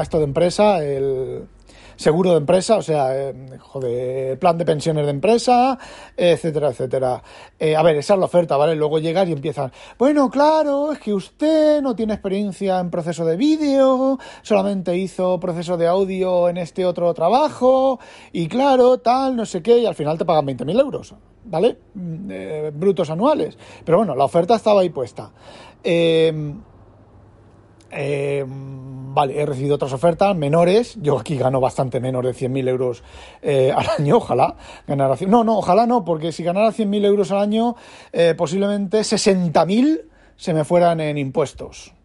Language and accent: Spanish; Spain; now in Netherlands; yo soy español